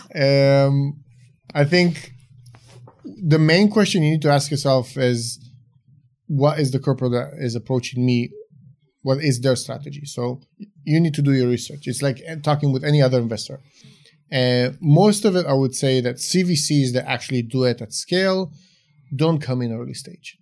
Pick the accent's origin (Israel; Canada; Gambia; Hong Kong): Israel; also born or lived in Romania; moved to Israel when I was about five, grew up in Israel